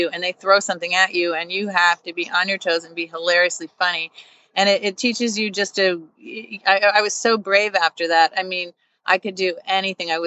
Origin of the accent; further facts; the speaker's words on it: Long Island, New York, United States; I grew up on Long Island.